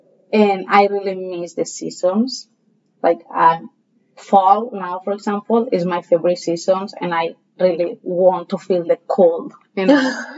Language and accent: English; Valencia, Valencian Community, Spain; English is a second language; moved away as an adult; now in Hawaii, United States; So, well, yeah, I'm from Valencia, Spain. My whole family is still there.